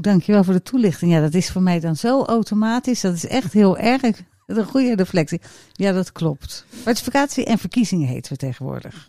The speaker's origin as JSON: {"language": "Dutch", "town": "Rotterdam", "region": "South Holland", "country": "Netherlands", "said": "ik als Rotterdammer"}